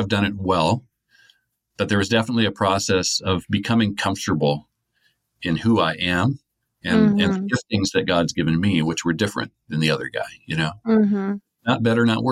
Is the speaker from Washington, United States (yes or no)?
yes; Lynden, Washington, United States; I was raised in a Christian home and, you know, Linden is kind of considered a Christian-y town